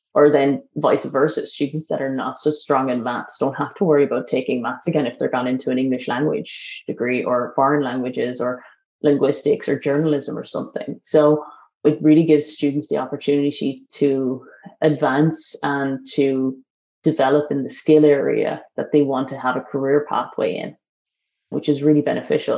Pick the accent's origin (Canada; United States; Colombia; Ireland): Ireland; as Irish